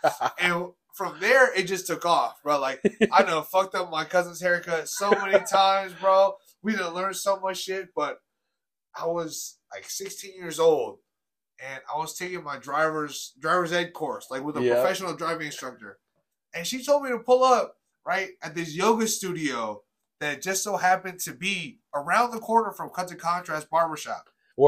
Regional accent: South San Francisco, California, United States; I grew up in South City, San Bruno. You know, shout out South City High School.

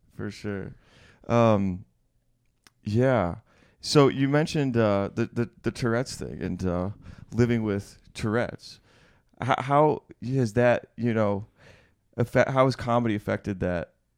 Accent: West Michigan, United States; now in New York, United States; I was on like the the west side of, of Michigan

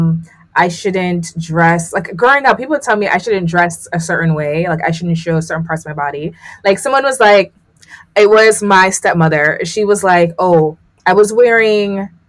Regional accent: Jamaica; I grew up in Jamaica

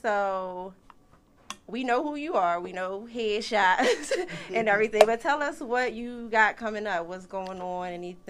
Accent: Philadelphia, Pennsylvania, United States; I'm from North Philly.

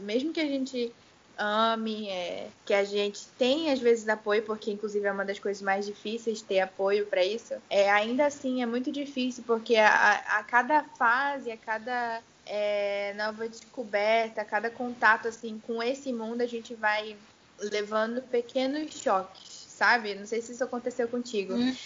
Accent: Itacoatiara, Amazonas, Brazil; also born or lived in Manaus; eu nasci aqui em Manaus, né? Mas a minha família é inteira do interior, então eu fui bem pequena para lá, voltei para lá, cresci. É, Itacoatiara

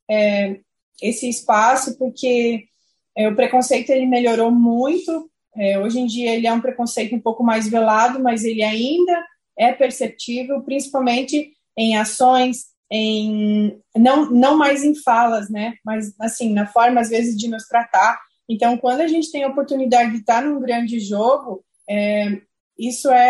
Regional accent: Saudades, Santa Catarina, Brazil; na região onde eu morava, que chama Saudades, município onde eu cresci, onde eu nasci.

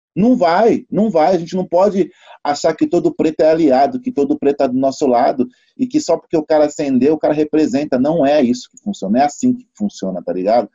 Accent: São Paulo, Brazil; Eu sou de São Paulo, Zona Sul. BM22 Osana Sul, Capão Redondo e Grajaú

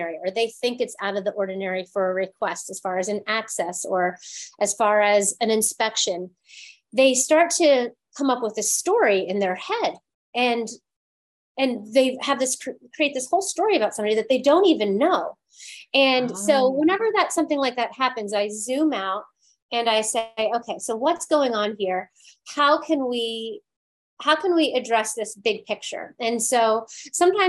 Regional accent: East Coast, United States; now in Los Angeles, United States; I grew up on the East Coast

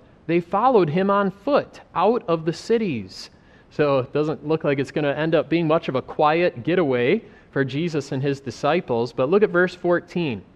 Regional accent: United States; moved away as an adult; also born or lived in Africa; growing up in America

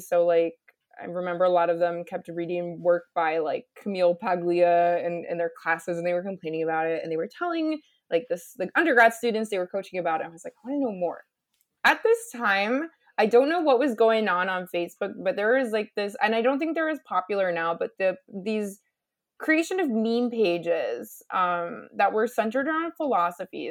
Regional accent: United States; moved away as an adult; also born or lived in Canada; I'm an American who did a P H D degree in Canada

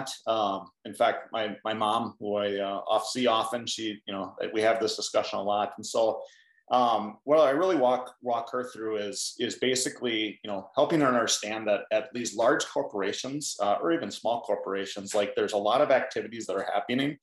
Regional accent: Hayward, Minnesota, United States; I grew up in a small farming community in southern Minnesota. The name of the town is Hayward, not Hayward, Wisconsin, but Hayward, Minnesota.

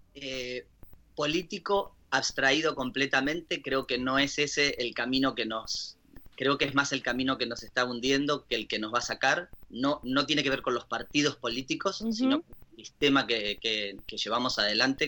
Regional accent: Ushuaia, Tierra del Fuego, Argentina; nosotros somos la capital de las Malvinas

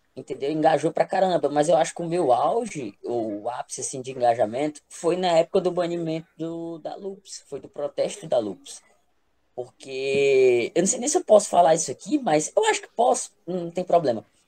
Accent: Brejinho, Maranhão, Brazil; also born or lived in Teresina / Goiânia / Timon; eu nasci em Teresina, mas fui, fui criado em um interiorzinho no Maranhão, chamado Brejinho

